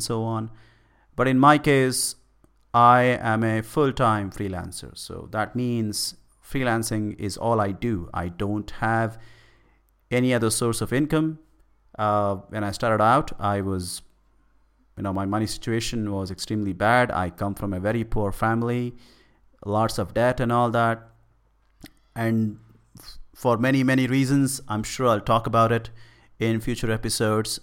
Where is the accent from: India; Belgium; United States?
India; I am from India